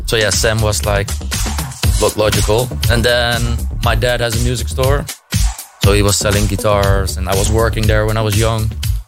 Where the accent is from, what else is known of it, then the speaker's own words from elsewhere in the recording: Amsterdam, North Holland, Netherlands; I grew up in Amsterdam